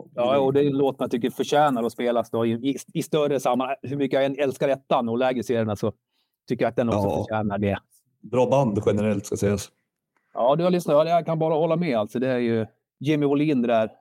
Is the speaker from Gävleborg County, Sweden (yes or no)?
yes; Sandviken, Gävleborg County, Sweden; jag är född, jag, jag är sandvikare.